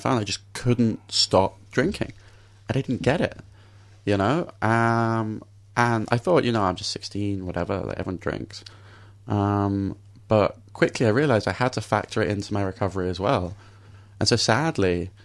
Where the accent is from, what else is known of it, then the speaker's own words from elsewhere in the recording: London, United Kingdom; I grew up in London